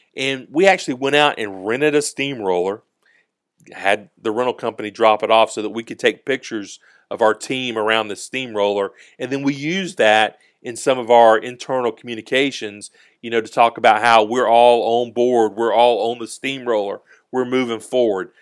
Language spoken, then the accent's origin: English; Georgia, United States; we're from the South in Georgia